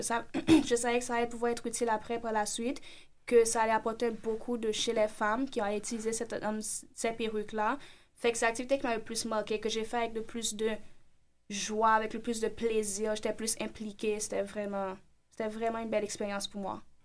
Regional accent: Haiti; now in Montreal, Canada; J'ai beau connaître mon île vu que j'ai grandi en Haïti

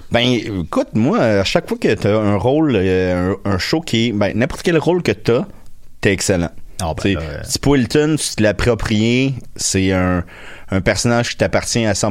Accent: Châteauguay, Quebec, Canada; Mais j'ai grandi à Châteauguay.

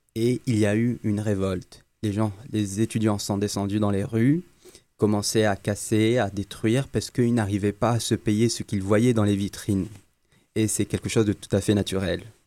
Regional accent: Algeria; Je suis algérien

